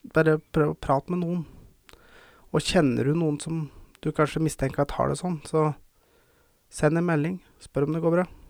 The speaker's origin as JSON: {"language": "Norwegian", "town": "Verdal", "region": "Trøndelag", "country": "Norway", "said": "jeg føler jeg må ta det på dialekt. For jeg er fra Verdalen"}